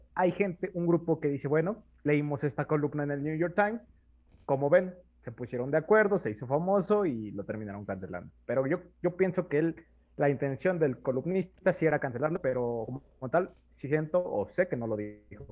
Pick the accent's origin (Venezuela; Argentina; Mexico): Mexico; somos mexicanos.